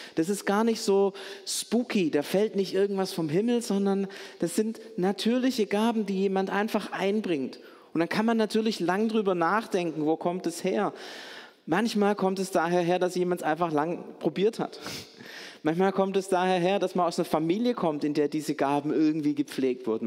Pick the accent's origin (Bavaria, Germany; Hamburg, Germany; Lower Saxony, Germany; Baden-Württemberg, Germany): Baden-Württemberg, Germany; Stuttgart; Als Stuttgarter